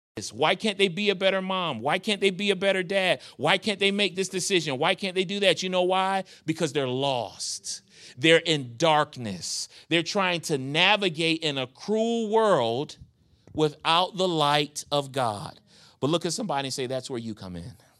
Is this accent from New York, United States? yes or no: yes; New York, United States; moved away as an adult; now in Charlotte, United States; I was a young kid growing up in New York, gang banging